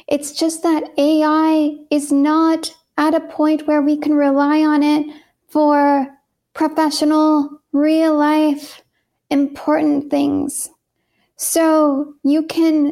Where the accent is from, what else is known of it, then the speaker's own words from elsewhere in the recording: San Francisco Bay Area, California, United States; moved away as an adult; also born or lived in Portland, Oregon / Massachusetts; I was born in California in the San Francisco Bay Area.